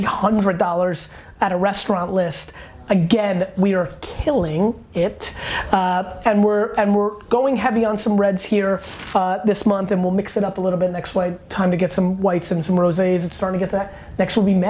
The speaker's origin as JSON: {"language": "English", "area": "Hunterdon County", "region": "New Jersey", "country": "United States", "tie": "born or raised there", "said": "growing up in Hunterdon County, New Jersey, the part of Jersey that you don't hear of that is very farmy"}